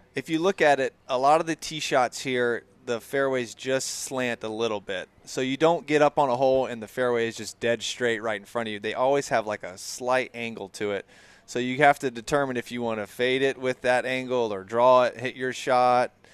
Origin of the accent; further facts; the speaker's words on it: Gainesville, Florida, United States; now in Jacksonville, United States; I grew up in Gainesville